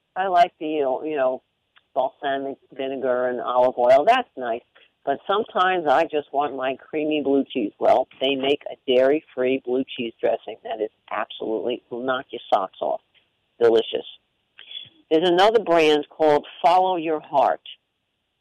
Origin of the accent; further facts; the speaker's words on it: Long Island, New York, United States; I'm Italian, and I grew up on Long Island